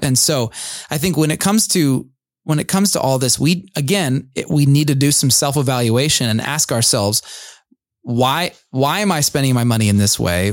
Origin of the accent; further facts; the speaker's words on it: United States; we as American evangelical suburbanite Christians